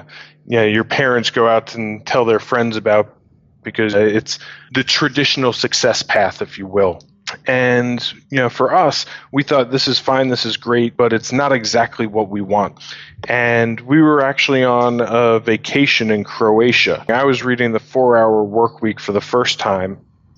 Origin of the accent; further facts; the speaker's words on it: New York, United States; moved away as an adult; now in London, United Kingdom; We started the business together a couple years ago when we were in London, but we're both originally from New York.